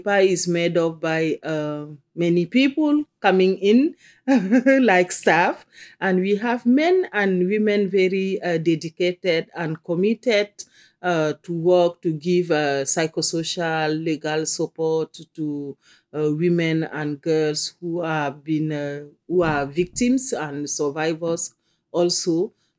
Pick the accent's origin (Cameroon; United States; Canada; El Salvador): Cameroon; I come from Cameroon